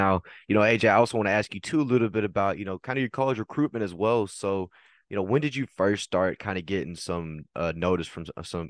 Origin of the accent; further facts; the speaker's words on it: Texas, United States; accent: Southern; I know I definitely have one, especially I'm from Texas, so got that little Southern.